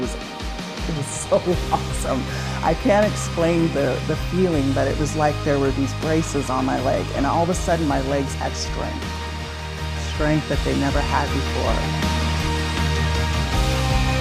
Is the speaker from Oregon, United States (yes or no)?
yes; Salem, Oregon, United States; now in Corvallis, United States; I was born in Salem, Oregon